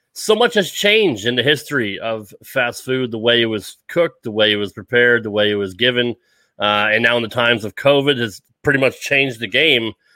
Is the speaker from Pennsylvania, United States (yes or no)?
no; Connecticut, United States; moved away; I grew up in Connecticut in the Northeast